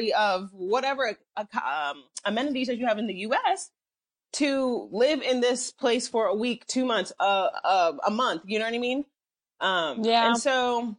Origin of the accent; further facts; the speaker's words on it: Nigeria; I'm Nigerian